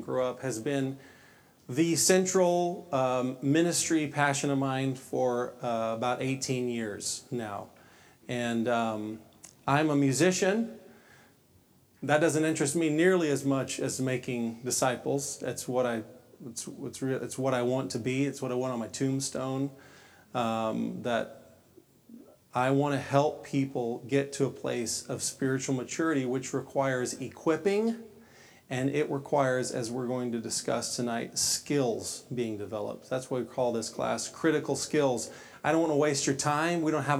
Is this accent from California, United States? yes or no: no; Texas, United States; I grew up in Southern Baptist world in Texas